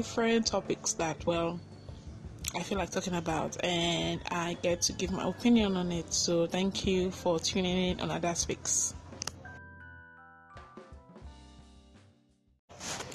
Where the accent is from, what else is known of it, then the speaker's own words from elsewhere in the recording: Sierra Leone; growing up in Sierra Leone